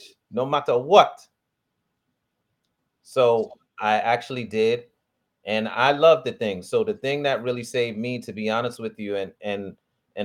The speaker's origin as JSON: {"language": "English", "town": "New York City", "region": "New York", "country": "United States", "tie": "born or raised there", "said": "I grew up in Harlem"}